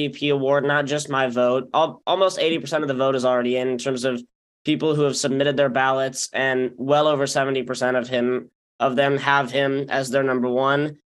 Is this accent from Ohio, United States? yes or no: no; Salt Lake City, Utah, United States; also born or lived in Bay Area, California; I've lived in Salt Lake City for a lot of my life